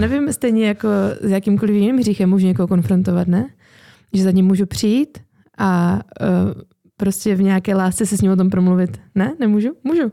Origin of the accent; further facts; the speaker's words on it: Haná, Czechia; accent: Hanák; babičku z Hané a dědečka, takže vyrostla jsem v hanáckém prostředí